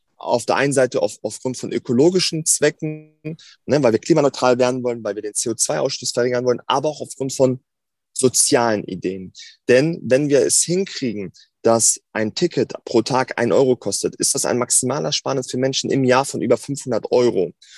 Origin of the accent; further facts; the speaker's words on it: Hanover, Lower Saxony, Germany; bin gebürtiger Hannoveraner, ähm, also richtig waschechter Hannoveraner, bin hier geboren, zur Schule gegangen